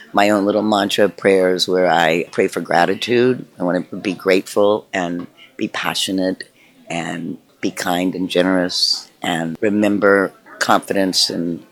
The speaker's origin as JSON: {"language": "English", "region": "Tennessee", "country": "United States", "tie": "born or raised there", "moved": "yes", "said": "I grew up in Tennessee, which is quite a red state, and I think about relocating back there as I get older"}